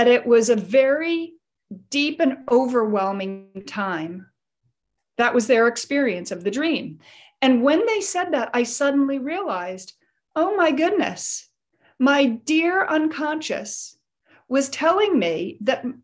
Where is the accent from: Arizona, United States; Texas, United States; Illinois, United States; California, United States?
Illinois, United States; Chicago; my childhood when I grew up in Chicago